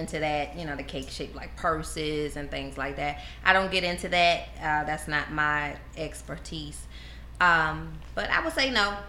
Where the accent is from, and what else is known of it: Baltimore, Maryland, United States